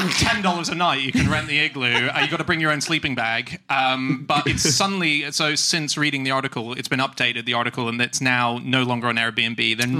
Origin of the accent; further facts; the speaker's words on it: Australia; I'm an Aussie, by the way. I just don't sound it.